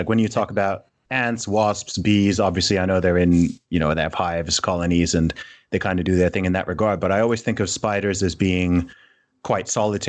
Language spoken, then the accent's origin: English; Saudi Arabia; moved away; growing up in the Middle East in Saudi Arabia, obviously, where you've got super intensely hot sun.